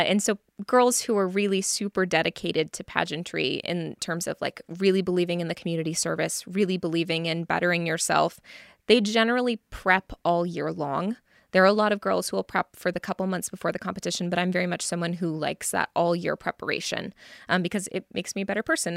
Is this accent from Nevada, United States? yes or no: yes; Reno, Nevada, United States; moved away as an adult; now in Las Vegas, United States; I am from Reno, Nevada. I was born and raised there, and then I moved down here for school